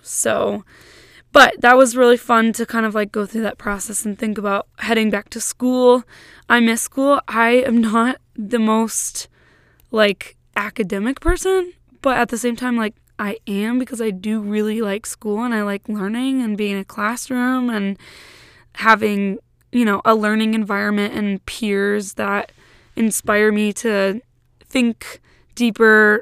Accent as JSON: {"language": "English", "region": "Massachusetts", "country": "United States", "tie": "born or raised there", "moved": "yes", "lives_now": "Michigan, United States", "said": "my siblings and I all live in Michigan, but my hometown is in Massachusetts"}